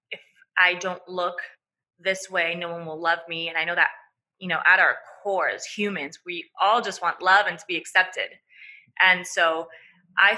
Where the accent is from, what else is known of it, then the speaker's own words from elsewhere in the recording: Venezuela; I'm Venezuelan, so I was born in Venezuela, and I grew up really in a family